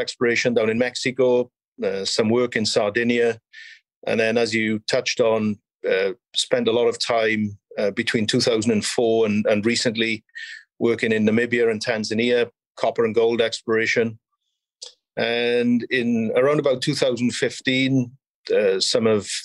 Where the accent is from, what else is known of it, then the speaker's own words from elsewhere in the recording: South Wales, United Kingdom; moved away as an adult; also born or lived in South Africa / Canada / South America; now in Vancouver, Canada; From Wales originally. Grew up in a coal mining town in South Wales.